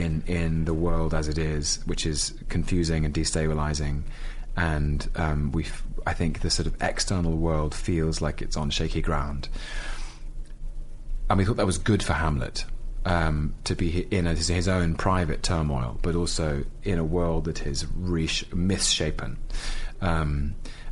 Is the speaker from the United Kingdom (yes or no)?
yes; London, United Kingdom; I'm a Londoner.